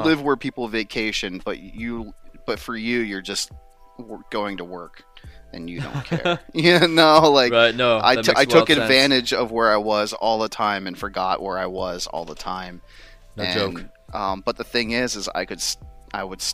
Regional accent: United States; I'm American

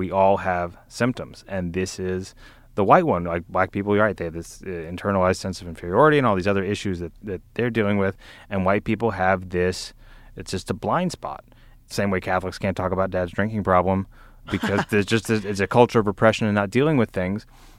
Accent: Vestavia Hills, Alabama, United States; growing up in a community like I grew up in Vestavia, where they fly the Confederate flag

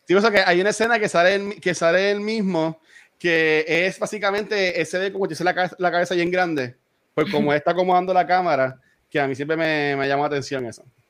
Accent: Loíza, Puerto Rico; yo aquí, este me crié aquí en Villa de Loiza

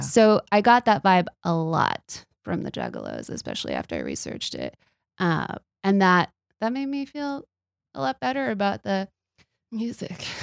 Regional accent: Texas, United States; I'm from Texas

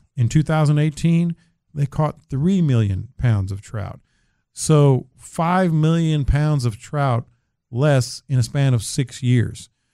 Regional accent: San Antonio, Texas, United States; growing up in San Antonio

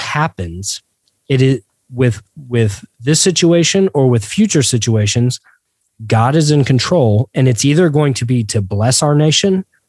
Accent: Georgia, United States; I'm a Georgian before I'm an American, but I'm a Christian before I'm a Georgian.

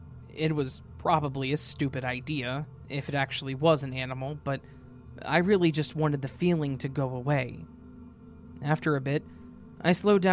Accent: Oklahoma, United States; also born or lived in Massachusetts; I decided that during the spring break, I would move from Mass back to my home state of Oklahoma to be close to my mother.

